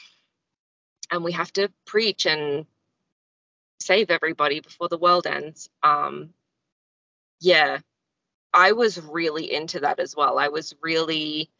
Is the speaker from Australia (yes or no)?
yes; Australia; also born or lived in Nepal; I'm an Australian.